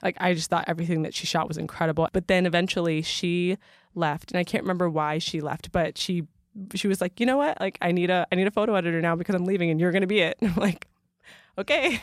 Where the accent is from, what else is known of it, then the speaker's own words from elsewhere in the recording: Michigan, United States; moved away; I'm from Michigan, also feeling a little bit out of place there 'cause I'm not a Southern girl